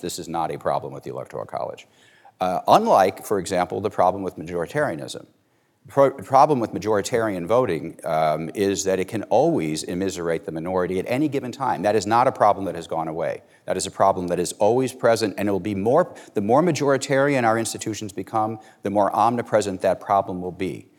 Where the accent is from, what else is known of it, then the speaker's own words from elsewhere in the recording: Chicago, Illinois, United States; I'm from Cook County, Illinois. It's where I grew up.